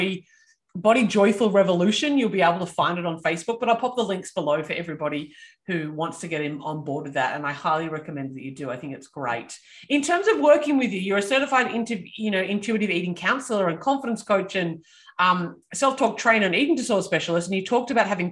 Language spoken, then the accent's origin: English; Australia; I am Australian